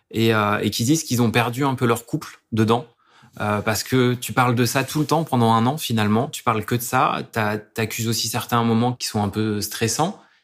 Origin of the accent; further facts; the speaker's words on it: Dijon, Bourgogne-Franche-Comté, France; now in Lyon, France; je suis bourguignon, je viens de Dijon